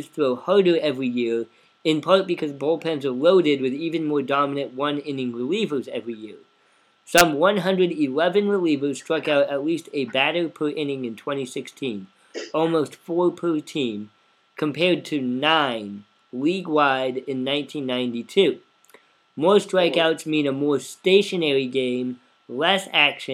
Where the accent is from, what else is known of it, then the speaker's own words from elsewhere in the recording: Oregon, United States; now in Champaign, United States; growing up in Oregon in the 90s